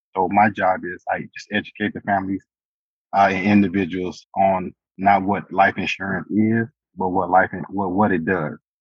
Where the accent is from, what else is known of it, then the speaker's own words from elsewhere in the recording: St. Louis, Missouri, United States; moved away as an adult; now in El Paso, United States; born and raised in St. Louis, Missouri